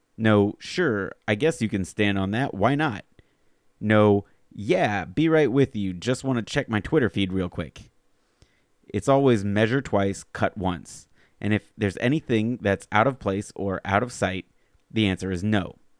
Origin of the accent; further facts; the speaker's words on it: Alabama, United States; moved away; I grew up in Alabama